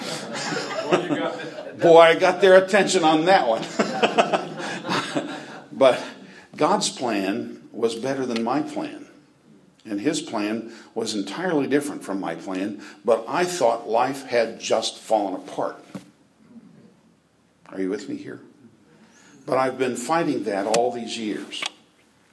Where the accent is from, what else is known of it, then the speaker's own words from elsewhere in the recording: Britton, Oklahoma, United States; moved away; I'm from Britton, Oklahoma